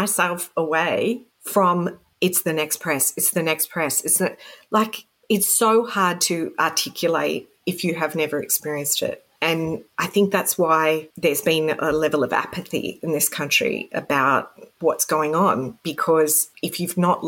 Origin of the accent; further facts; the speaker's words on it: Sydney, New South Wales, Australia; now in Canberra, Australia; I was growing up in Sydney, which is the pokey capital of the world.